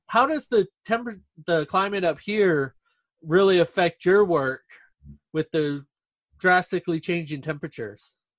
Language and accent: English; West Texas, United States; now in Sitka, United States; me and my wife, we came up to Alaska originally from uh, West Texas